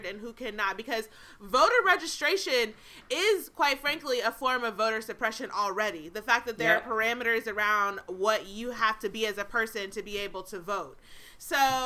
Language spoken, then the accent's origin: English; Fulton County, Georgia, United States; now in Pennsylvania, United States; born in Fulton County